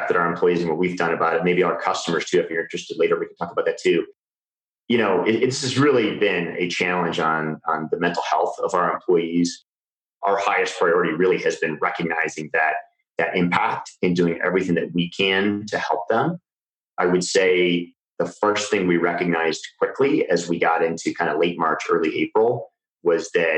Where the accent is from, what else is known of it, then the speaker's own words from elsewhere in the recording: Iowa, United States; I grew up in Iowa.